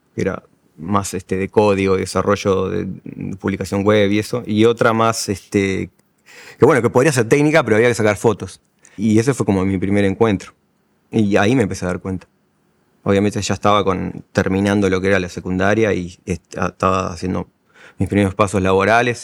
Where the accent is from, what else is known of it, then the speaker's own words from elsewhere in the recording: La Paloma, Rocha, Uruguay; now in Montevideo, Uruguay; siento como más identidad eh, de mi departamento, que es Rocha, o mi ciudad natal, que es, La Paloma, que del Uruguay.